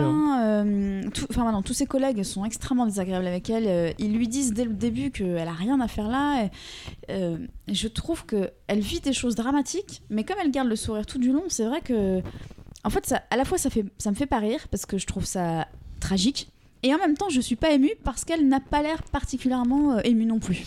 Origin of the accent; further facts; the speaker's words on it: France; en tant que Français